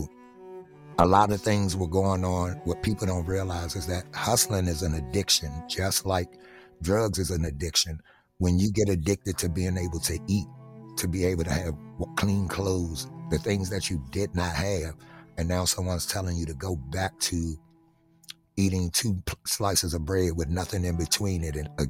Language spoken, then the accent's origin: English; Washington, District of Columbia, United States; growing up in Southeast D.C.